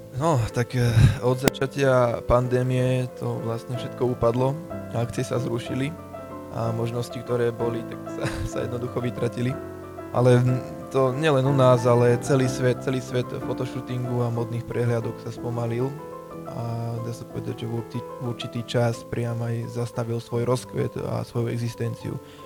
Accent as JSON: {"language": "Slovak", "town": "Podolie", "region": "Trnava Region", "country": "Slovakia", "said": "v rámci dediny, ochotnícke divadlo, eh, odkiaľ pochádzam, teda Podolie"}